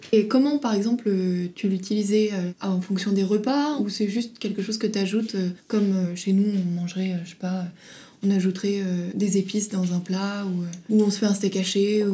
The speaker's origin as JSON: {"language": "French", "country": "China", "moved": "as an adult", "lives_now": "France", "said": "Je suis de Chine"}